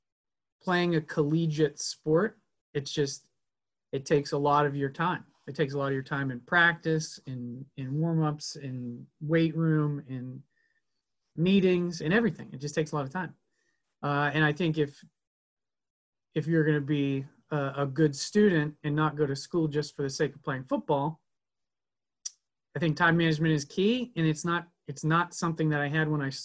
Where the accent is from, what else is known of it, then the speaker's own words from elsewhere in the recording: Pittsburgh, Pennsylvania, United States; also born or lived in Meadville, Pennsylvania; I'm a born and bred Pittsburgher. I grew up in the South Hills